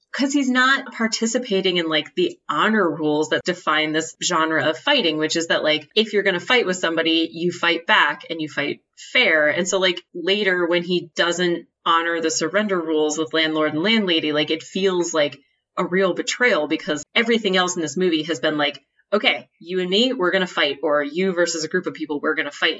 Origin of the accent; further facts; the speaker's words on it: United States; being an American